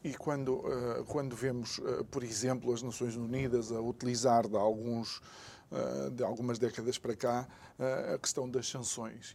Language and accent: Portuguese; Angola; eu sendo angolano